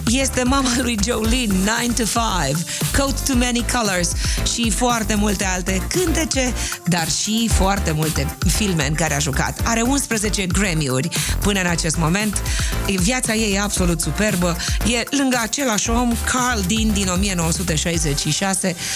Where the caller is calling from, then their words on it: Arad, Arad County, Romania; din Arad.